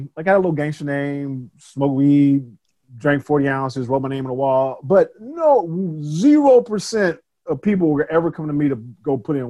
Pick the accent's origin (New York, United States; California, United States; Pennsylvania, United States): California, United States; Compton; also born or lived in Chicago / Atlanta; Yeah. So I was born in Chicago, and in first grade we moved to Compton, California.